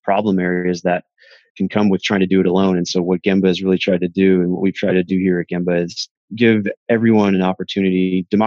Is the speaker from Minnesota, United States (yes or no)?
yes; Minneapolis, Minnesota, United States; now in Austin, United States; born and raised in Minneapolis, Minnesota, and moved down to Austin here to get away from the cold